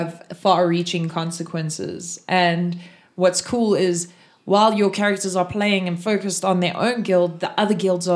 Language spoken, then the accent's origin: English; South Africa; I'm from South Africa.